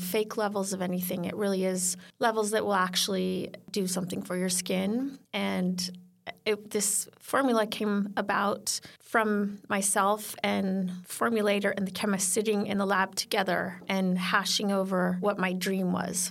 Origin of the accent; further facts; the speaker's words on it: Sweden; moved away; also born or lived in California; I grew up in Sweden